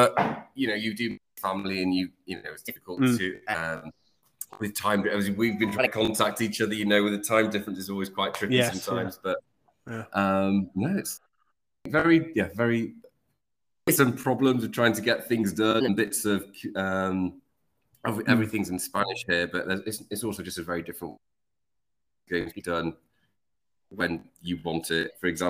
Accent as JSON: {"language": "English", "region": "London", "country": "United Kingdom", "tie": "born or raised there", "also_born_or_lived": "Leeds", "moved": "as an adult", "lives_now": "Panama", "said": "I was born in London, moved up to Leeds, 4 years old. Then I moved down to London, and after, let's say, 10 years of living in London, I've always wanted opportunity."}